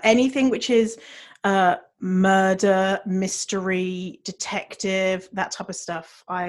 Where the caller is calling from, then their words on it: Ireland; So we're coming from Ireland today.